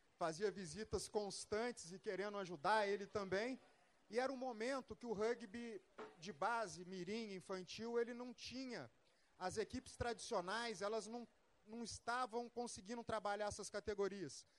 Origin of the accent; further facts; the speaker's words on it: Volta Redonda, Rio de Janeiro, Brazil; moved away; also born or lived in São José dos Campos; eu sou natural de Volta Redonda, e no, nos primeiros dias de aula me apresentaram à praça.